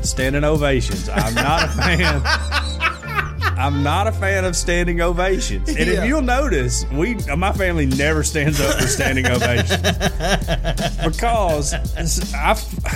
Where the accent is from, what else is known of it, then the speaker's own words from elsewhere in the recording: Fayette, Alabama, United States; we're all from Fayette